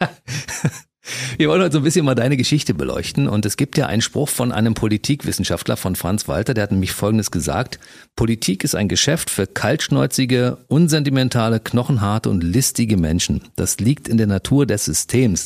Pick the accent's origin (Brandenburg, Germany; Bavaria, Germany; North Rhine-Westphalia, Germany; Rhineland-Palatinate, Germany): Brandenburg, Germany; bin ja mit Leib und Seele Brandenburger